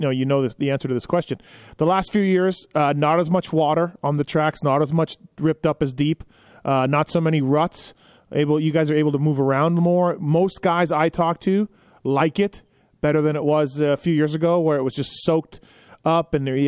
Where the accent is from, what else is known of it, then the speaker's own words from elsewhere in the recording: Manitoba, Canada; I'm from Manitoba